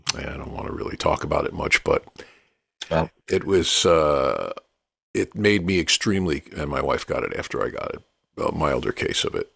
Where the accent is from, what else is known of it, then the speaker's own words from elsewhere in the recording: New York City, New York, United States; growing up in New York, New York's not exactly a blues capital